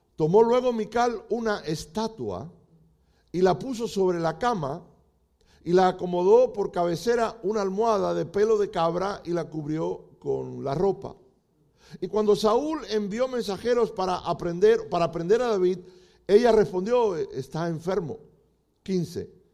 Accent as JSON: {"language": "Spanish", "country": "Cuba", "moved": "yes", "lives_now": "United States", "said": "como decimos los cubanos"}